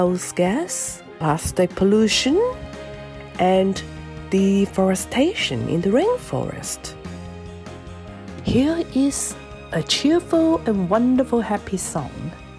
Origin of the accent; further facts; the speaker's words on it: Xiamen, Fujian, China; moved away; I was actually born in Xiamen, in Fujian, China